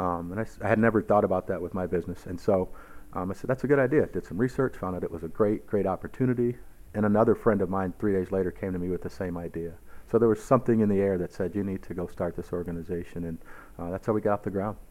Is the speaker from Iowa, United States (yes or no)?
yes; Cedar Rapids, Iowa, United States; growing up in, in Iowa, growing up in Cedar Rapids, uh, where we're from here